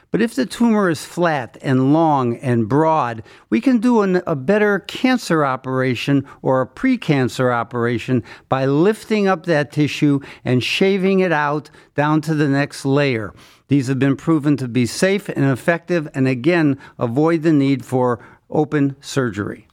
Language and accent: English; Cleveland, Ohio, United States; born or raised there